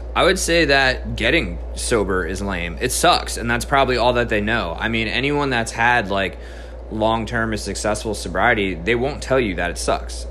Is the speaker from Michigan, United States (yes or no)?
no; New Jersey, United States; moved away as an adult; also born or lived in South Carolina; So, I originally grew up in New Jersey. I stayed there till I was about 18 years old.